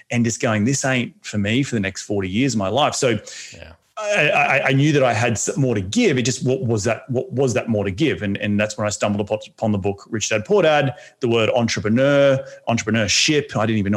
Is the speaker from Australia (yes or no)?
yes; Australia; moved away as an adult; also born or lived in New York City, United States; now in Los Angeles, United States; being an Australian